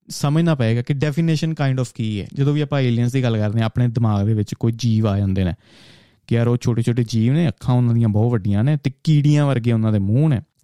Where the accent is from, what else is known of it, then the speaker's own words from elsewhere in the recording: 70-80 km from Harmandir Sahib, Punjab, India; 70 80 kilometre ਦੂਰ ਸਾਡਾ ਪਿੰਡ ਦੇ ਹਰਮੰਦਰ ਸਾਹਿਬ ਤੋਂ